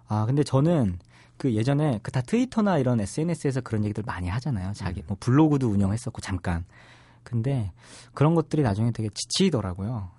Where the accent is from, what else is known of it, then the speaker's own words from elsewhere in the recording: Seoul, South Korea; 제가 나고 자란 곳이니까